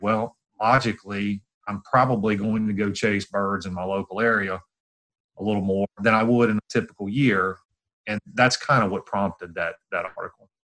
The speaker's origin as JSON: {"language": "English", "region": "Virginia", "country": "United States", "tie": "born or raised there", "also_born_or_lived": "Starkville, Mississippi / Louisiana", "moved": "as an adult", "said": "I grew up in Virginia, kind of in the central part"}